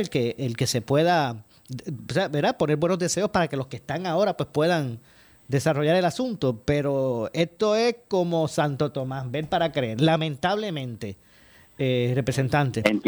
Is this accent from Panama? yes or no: no; Ponce, Puerto Rico; de los que somos de Ponce